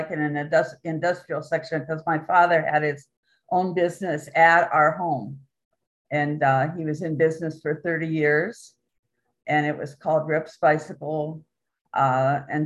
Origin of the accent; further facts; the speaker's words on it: Canton, Ohio, United States; Canton, Ohio, the southwest section of Canton in the Lincoln High School District